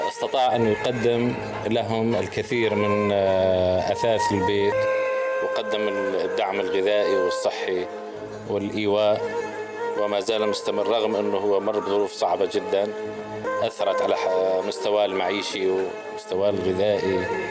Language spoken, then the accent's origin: Arabic; Raqqa, Raqqa Governorate, Syria; مدينتي رقة الرشيد